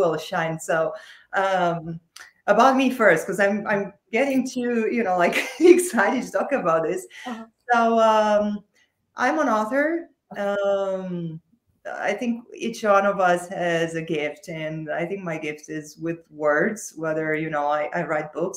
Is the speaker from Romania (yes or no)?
yes; Romania; moved away as an adult; now in United States; I'm originally from Romania. So I was still in Romania at that time.